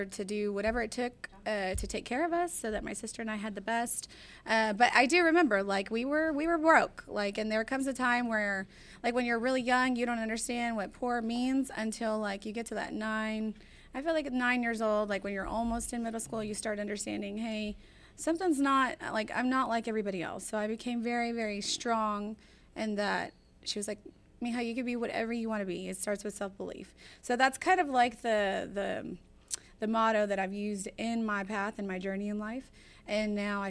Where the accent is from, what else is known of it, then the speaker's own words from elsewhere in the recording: Houston, Texas, United States; also born or lived in Midwest; I was actually born in the Midwest, but raised in Houston since 6 months old. So I resonated with Houston as my hometown.